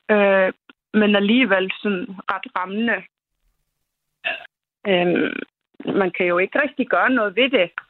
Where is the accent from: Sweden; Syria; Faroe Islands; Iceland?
Iceland; Reykjanes peninsula, Southern Peninsula; now in Denmark; jeg kommer selv ikke fra Rindervik, men jeg kommer fra det område, altså Reykjanes øh, halvøen.